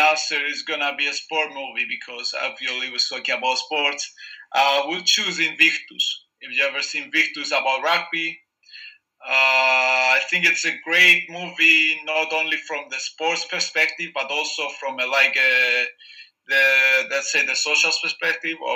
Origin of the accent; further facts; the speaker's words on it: Cyprus; in Cyprus we love soccer